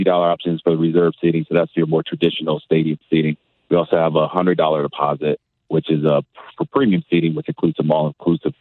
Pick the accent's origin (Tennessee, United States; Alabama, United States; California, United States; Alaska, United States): California, United States; also born or lived in Eastern New Mexico / Indiana / Miami, Florida; now in St. Louis, United States; I'm from California